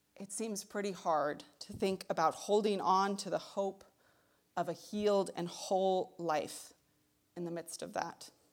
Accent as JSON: {"language": "English", "region": "Texas", "country": "United States", "also_born_or_lived": "Tucson, Arizona", "moved": "as an adult", "lives_now": "Michigan, United States", "said": "I'm from Texas"}